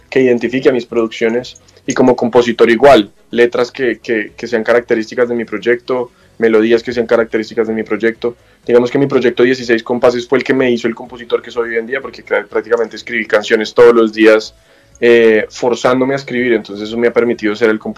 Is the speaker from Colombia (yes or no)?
yes; Colombia; de aquí han salido pues muchas de las músicas tradicionales que tenemos nosotros como colombianos.